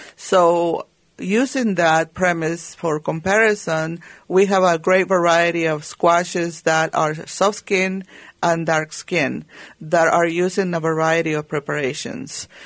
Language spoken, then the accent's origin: English; Guatemala; moved away; growing up in Guatemala